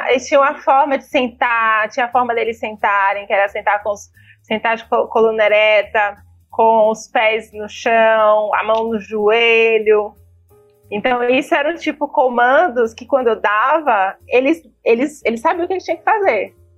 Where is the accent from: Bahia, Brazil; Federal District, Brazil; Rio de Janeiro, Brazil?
Bahia, Brazil; moved away; also born or lived in China; eu sou além de ser brasileira, eu sou baiana